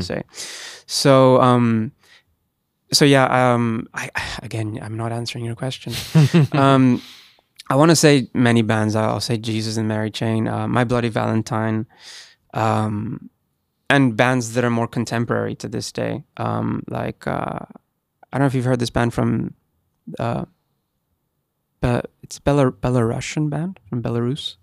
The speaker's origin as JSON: {"language": "English", "area": "Gran Canaria", "region": "Canary Islands", "country": "Spain", "moved": "yes", "said": "I'm from Spain, um, I lived in Gran Canaria"}